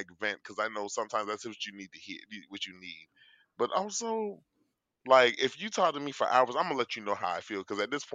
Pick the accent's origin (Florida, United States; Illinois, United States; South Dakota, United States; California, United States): Florida, United States; I'm from Florida